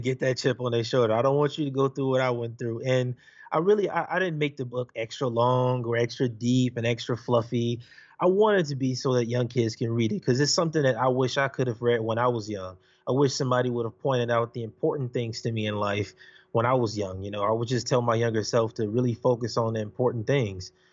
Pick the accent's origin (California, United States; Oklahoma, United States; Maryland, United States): California, United States; Los Angeles; I'm from Los Angeles, California. I grew up in Watts, Compton